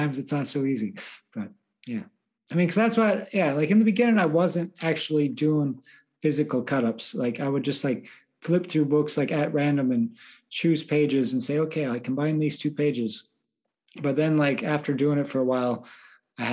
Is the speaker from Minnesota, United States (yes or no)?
yes; Minnesota, United States; moved away as an adult; also born or lived in Ireland; now in Berlin, Germany; I'm from Minnesota